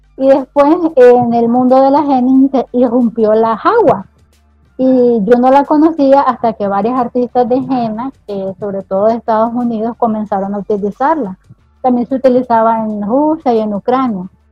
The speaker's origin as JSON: {"language": "Spanish", "country": "Nicaragua", "said": "aquí en Nicaragua"}